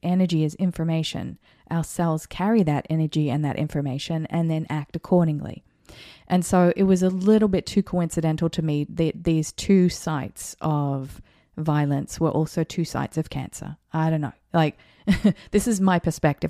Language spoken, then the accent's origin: English; New Zealand; also born or lived in Australia; now in United States; I was born in New Zealand, so I'm a New Zealander.